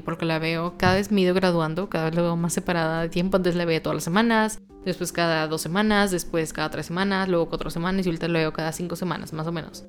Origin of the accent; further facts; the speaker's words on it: Monterrey, Nuevo León, Mexico; soy de Monterrey